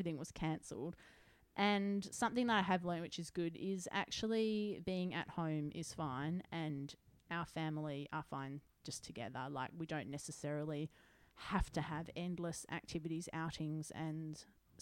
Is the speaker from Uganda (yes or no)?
no; New South Wales, Australia; We're from New South Wales. We had a more probably ethnically diverse upbringing